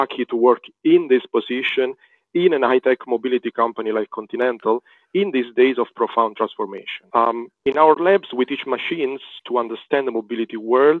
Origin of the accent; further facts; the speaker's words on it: Rome, Lazio, Italy; I was born in Rome